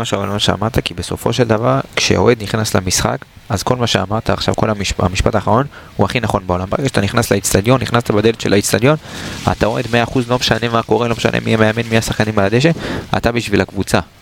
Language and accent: Hebrew; Israel